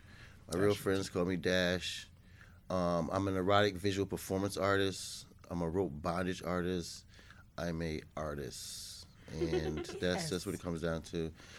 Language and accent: English; New York City, New York, United States; moved away; also born or lived in Massachusetts / Charlotte; I was born in Massachusetts, but I was raised in Brooklyn